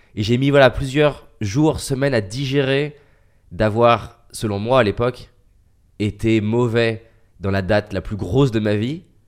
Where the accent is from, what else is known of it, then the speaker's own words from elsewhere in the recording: France; Je suis un petit Français